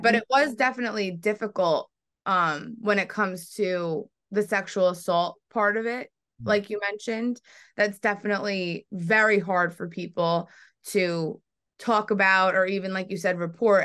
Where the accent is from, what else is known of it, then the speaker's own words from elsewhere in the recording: New York, United States; I'm from New York